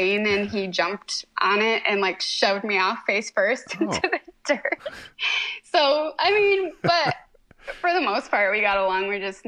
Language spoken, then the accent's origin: English; Michigan, United States; also born or lived in California; And so I was born out there, but then they moved back to Michigan when I was like 7 months old.